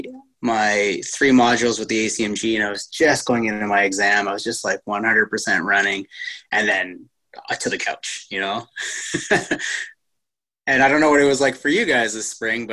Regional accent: Timmins, Ontario, Canada; moved away as an adult; also born or lived in Canmore, Alberta; now in Revelstoke, Canada; I've been skiing since I was 4 years old in a little town called Timmins, Ontario

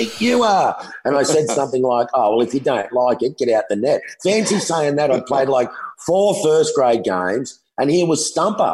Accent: Sydney, New South Wales, Australia; in my teen years growing up in the South Sydney suburb of Matraville, it was pretty lively

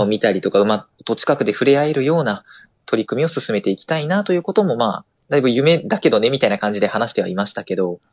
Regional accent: Osaka, Japan; 私は大阪府の出身

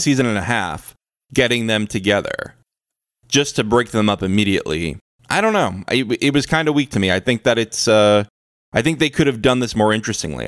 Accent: United States; I'm an American

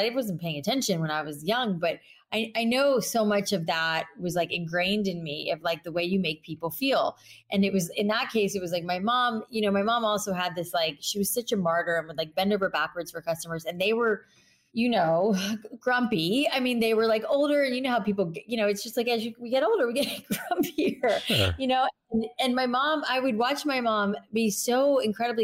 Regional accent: South Florida, United States; I grew up in South Florida

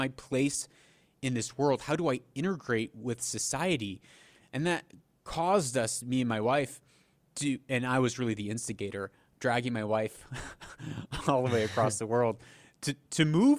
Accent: Haiti; also born or lived in Papua New Guinea; But I grew up in Haiti for a time, and then Papua New Guinea.

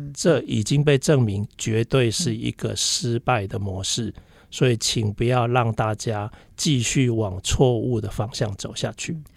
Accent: Taiwan; 我的家庭背景就是，呃，因为台湾人在，呃，五六年级时，呃，的那个年，年代，其实台湾人 的家庭非常崇尚自己的小孩去当医生

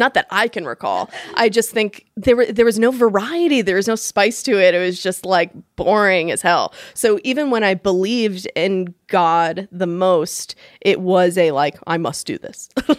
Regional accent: Fall River, Massachusetts, United States; also born or lived in Colorado; I grew up in Massachusetts, like an hour south of Boston, mm-hmm. in a city called Fall River. And I went to Catholic school from first grade all the way through college.

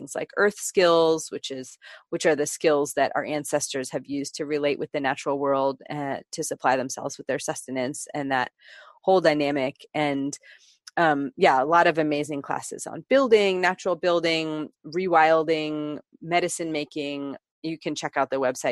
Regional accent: Bay Area, Northern California, United States; I grew up in the Bay Area of Northern California

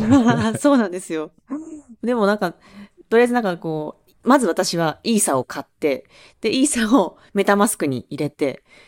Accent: Awaji Island, Hyogo, Japan; moved away; 兵庫県の、あの、淡路島っていう島出身です

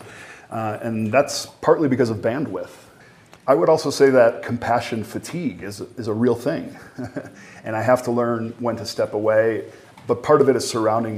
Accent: Chicago, Illinois, United States; I come from Chicago

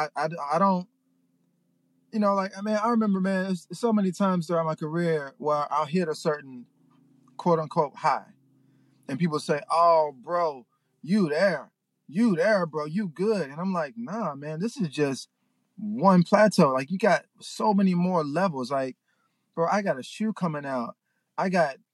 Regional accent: Memphis, Tennessee, United States; now in Los Angeles, United States; I'm from Memphis.

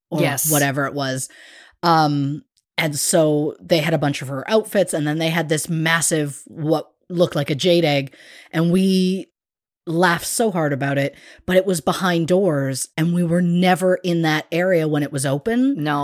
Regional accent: United Kingdom; I'm very British in the way of getting a compliment and being like, like just anything but accepting and hearing those words.

